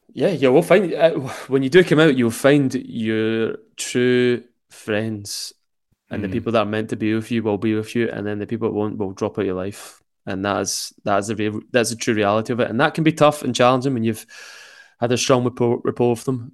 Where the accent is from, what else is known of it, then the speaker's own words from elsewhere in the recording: Glasgow, Scotland, United Kingdom; accent: Glaswegian; extremely Glaswegian accent